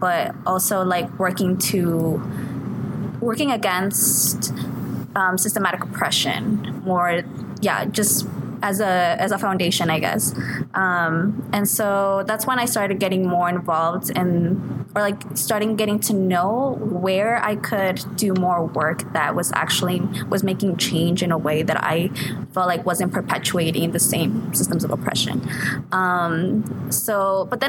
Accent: Thornton, Colorado, United States; also born or lived in Mexico; I'm originally from Mexico, but I grew up in Thornton, Colorado

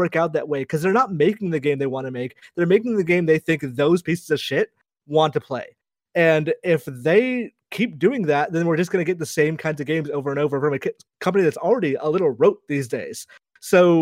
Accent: United States; I grew up with the only brown characters I knew about were, like, Dal Sim. And obviously that's not a good representational thing for, like, a child growing up in America

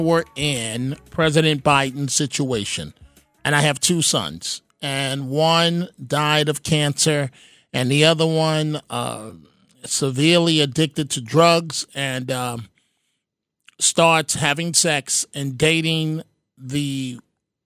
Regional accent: New York City, New York, United States; when I was growing up in the Bronx, being hungry

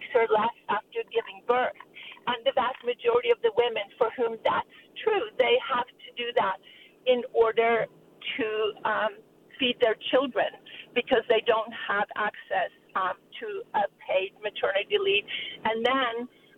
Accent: Norway; now in Richmond, United States; I come from Norway, where every child has a right to childcare

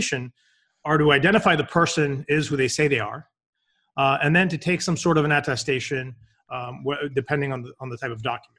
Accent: Boston, Massachusetts, United States; So born and raised in Boston, I did my undergrad here

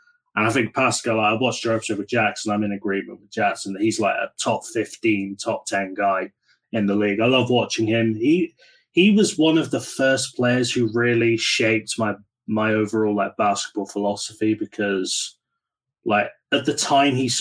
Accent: United Kingdom; as a Brit

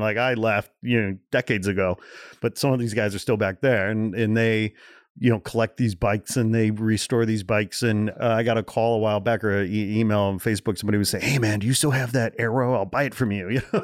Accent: Portage, Indiana, United States; also born or lived in Gary, Indiana; I was born in Gary, Indiana. I grew up about fifteen miles east in a town called Portage

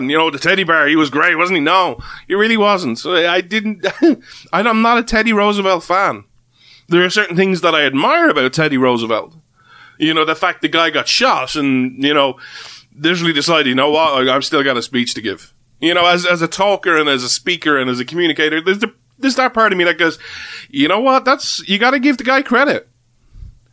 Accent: Ireland; as an Irishman

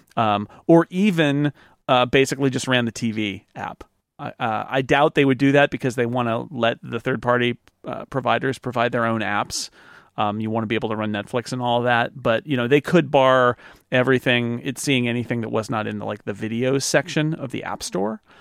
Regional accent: United States; as an American

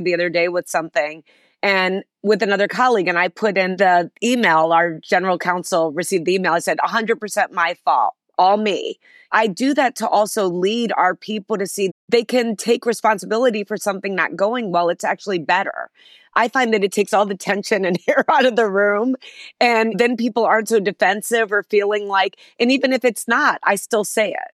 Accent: Chicago, Illinois, United States; it all began in Chicago, where I'm from, a city that I still love, and where Ariel is headquartered, my company, and I was born in Chicago

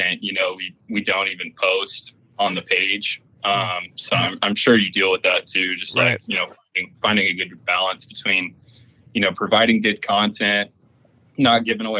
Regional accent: Albuquerque, New Mexico, United States; moved away as an adult; now in Tennessee, United States; I was born and raised in Albuquerque, New Mexico. You know, lived there pretty much my whole life until this last year

